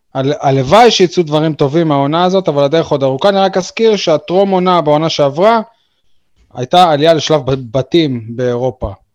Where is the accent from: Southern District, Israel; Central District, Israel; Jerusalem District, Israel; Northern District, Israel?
Southern District, Israel; Beersheba; moved away as an adult; now in Ofakim, Israel; אמנם אני מתגורר ויושן באופקים, אבל אני... אני באר שבעי מאז ולעולם